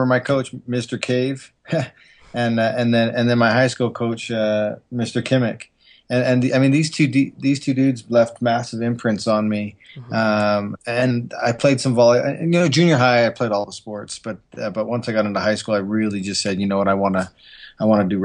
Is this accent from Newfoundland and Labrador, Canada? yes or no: no; Calgary, Alberta, Canada; now in Utah, United States; I'm actually from Calgary, Alberta, Canada, and I love being from Canada. But I do love living in Utah now.